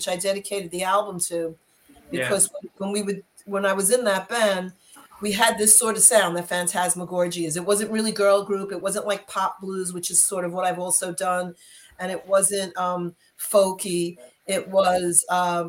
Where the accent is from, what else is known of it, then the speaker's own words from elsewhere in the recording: New York, United States; I'm from New York